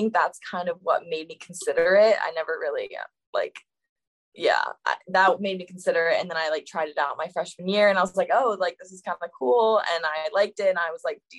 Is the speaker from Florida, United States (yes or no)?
yes; Florida, United States; moved away as an adult; now in Atlanta, United States; usually over the summer I go home to Florida. I'm from Florida